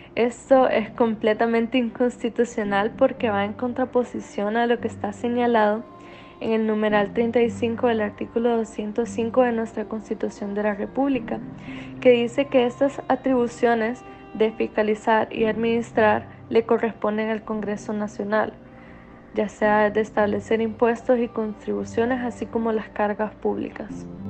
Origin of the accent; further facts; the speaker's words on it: Honduras; nosotros como hondureños